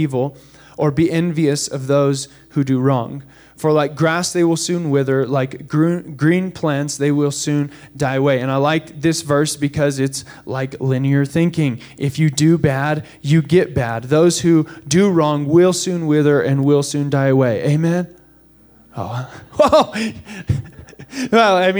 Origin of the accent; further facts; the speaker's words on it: United States; as Americans